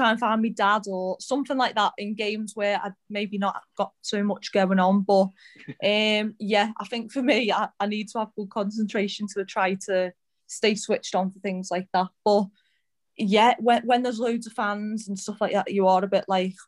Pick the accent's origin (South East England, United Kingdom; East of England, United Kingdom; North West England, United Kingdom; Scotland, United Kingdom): North West England, United Kingdom; Birkenhead; moved away as an adult; now in Leicester, United Kingdom; I'm from Birkenhead